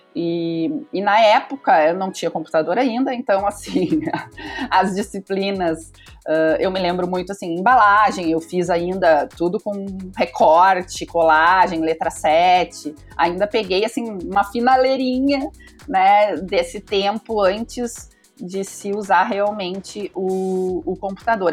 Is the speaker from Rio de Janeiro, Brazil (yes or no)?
no; Pelotas, Rio Grande do Sul, Brazil; Eu sou nascida numa cidade do interior do Rio Grande do Sul, eu sou de Pelotas